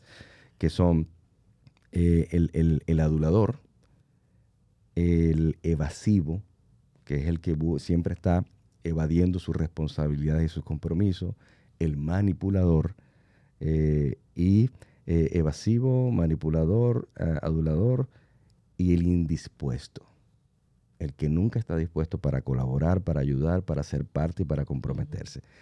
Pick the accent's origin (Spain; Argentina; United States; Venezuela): Venezuela; moved away; mi país natal, que es Venezuela